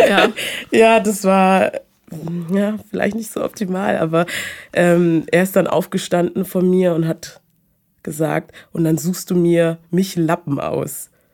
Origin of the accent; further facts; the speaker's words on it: Munich, Bavaria, Germany; ich bin aus München